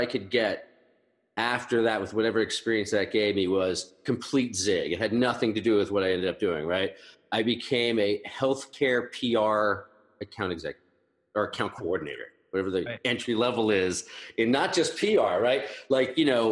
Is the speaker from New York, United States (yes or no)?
yes; Long Island, New York, United States; I came from Long Island